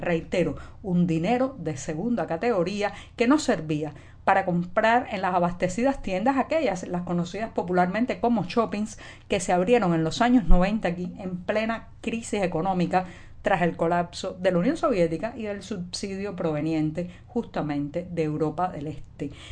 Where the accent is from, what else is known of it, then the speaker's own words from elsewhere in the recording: Cuba; cubana, periodista, ciudadana